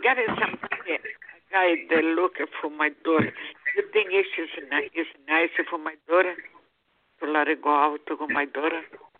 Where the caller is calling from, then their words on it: New York, United States; I'm calling from New York.